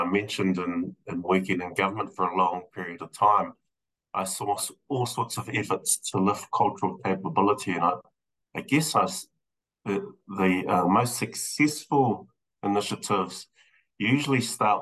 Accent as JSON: {"language": "English", "town": "Rotorua", "region": "Bay of Plenty", "country": "New Zealand", "tie": "born or raised there", "moved": "yes", "lives_now": "Wellington, New Zealand", "said": "I'm born and bred from Rotorua. I grew up in Rotorua"}